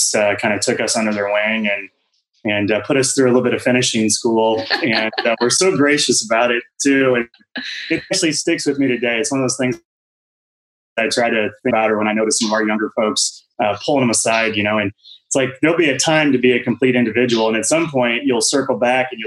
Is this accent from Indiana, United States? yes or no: yes; Fort Wayne, Indiana, United States; moved away as an adult; also born or lived in Terre Haute, Indiana / Scottsdale, Arizona; growing up in Fort Wayne, Indiana, and then going to college at Indiana State and Terre Haute